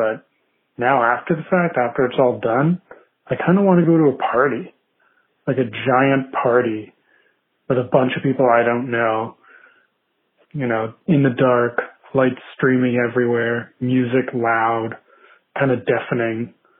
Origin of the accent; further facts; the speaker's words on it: Boston, Massachusetts, United States; I'm from Boston, Massachusetts.